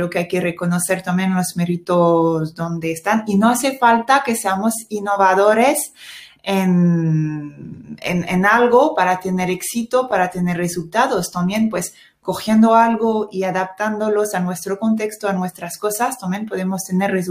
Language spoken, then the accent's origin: Spanish; France; Spanish is a second language; now in Spain; sí soy francesa